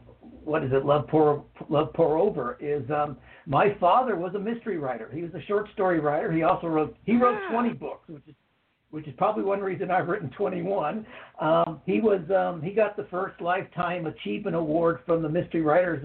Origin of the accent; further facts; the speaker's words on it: Las Vegas, Nevada, United States; I grew up in Las Vegas, and right through from elementary school through to high school and even university.